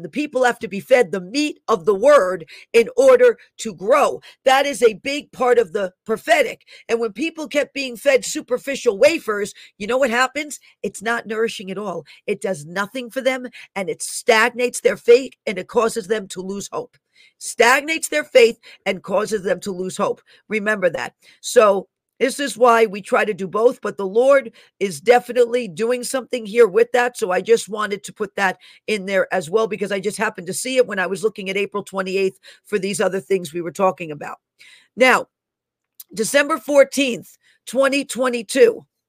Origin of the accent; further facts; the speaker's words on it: New York City, New York, United States; moved away; I was born in Einstein Hospital in the Bronx. I lived there almost half of my life. I lived in that area